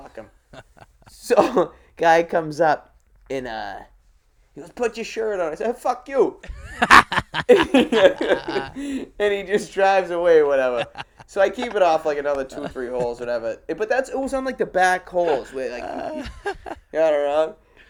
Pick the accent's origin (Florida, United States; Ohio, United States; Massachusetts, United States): Massachusetts, United States; Boston; I'm from Westy. I'm from West Roxbury.